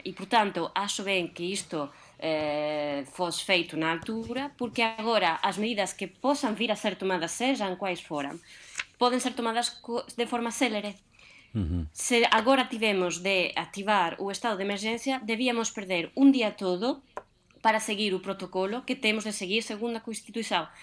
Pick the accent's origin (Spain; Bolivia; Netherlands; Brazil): Spain; Portuguese is a second language; now in Portugal; enquanto espanhola